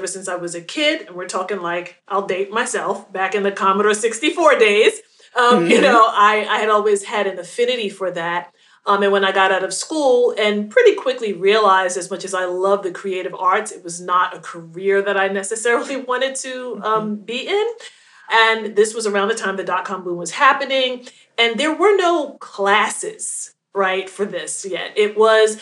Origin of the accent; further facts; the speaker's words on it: New York City, New York, United States; now in New Jersey, United States; I'm originally from Queens, New York